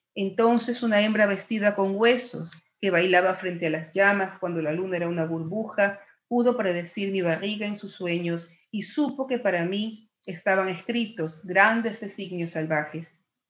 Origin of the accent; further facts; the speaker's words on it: Ecuador; mi país tiene una gran tradición de literatura muy poco conocida